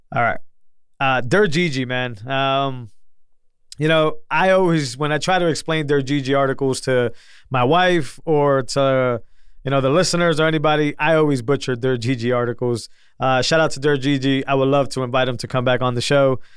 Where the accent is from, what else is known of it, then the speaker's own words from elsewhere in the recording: New England, United States; I'm from New England